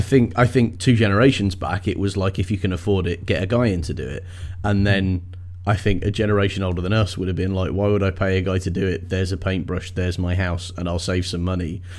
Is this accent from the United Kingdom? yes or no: yes; England, United Kingdom; I am English